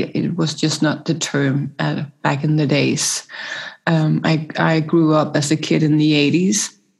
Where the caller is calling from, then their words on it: Copenhagen, Capital Region, Denmark; I'm joining you from Copenhagen, Denmark, so Northern Hemisphere.